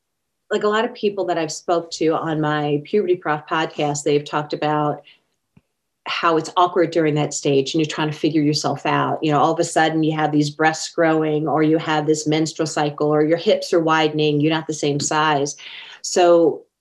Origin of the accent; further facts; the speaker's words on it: Long Island, New York, United States; moved away; I was raised back in New York, Long Island, New York